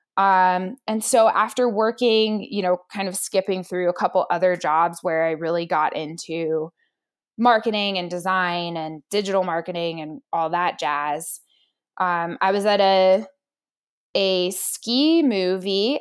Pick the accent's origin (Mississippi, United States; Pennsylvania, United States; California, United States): Pennsylvania, United States; Pittsburgh; now in Whitefish, United States; I was born in Pittsburgh, Pennsylvania. a city girl. I actually ended up, I grew up there, I went to college at Pitt